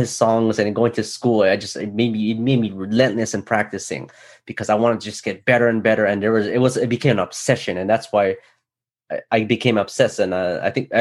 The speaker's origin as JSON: {"language": "English", "region": "Hawaii", "country": "United States", "tie": "born or raised there", "said": "growing up in Hawaii"}